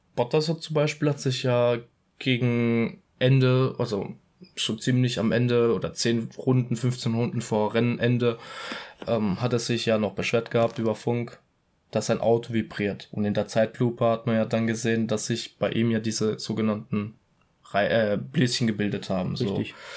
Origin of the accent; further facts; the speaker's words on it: Italy; ich als Italiener